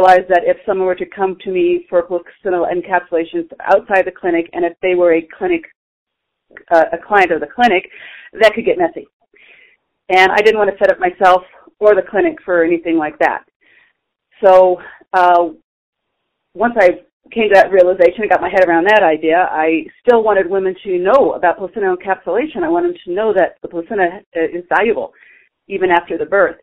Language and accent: English; San Diego, California, United States; now in Flagstaff, United States; I was born and raised in Southern California in the San Diego area.